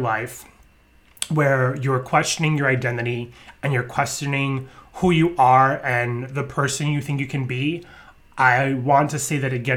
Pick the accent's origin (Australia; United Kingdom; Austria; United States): United States; New York; growing up in New York